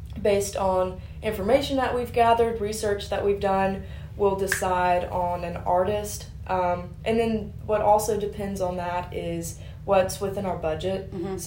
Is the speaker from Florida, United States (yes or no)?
no; Carthage, Mississippi, United States; I'm from Carthage, Mississippi originally, an hour down the road, not very far at all